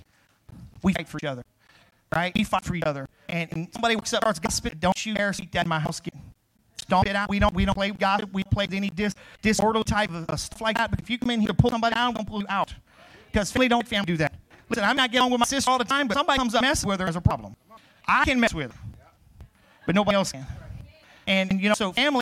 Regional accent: Crowley, United States; moved away; I grew up in Crowley, which is, you know, Westfields

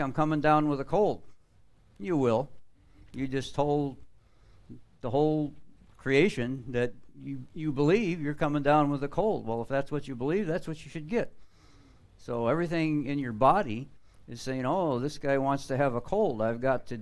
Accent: Florida, United States; I'm from Florida.

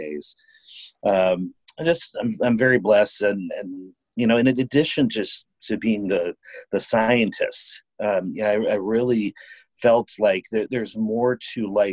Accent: Chicago, Illinois, United States; moved away as an adult; now in St. Louis, United States; I'm originally from Chicago

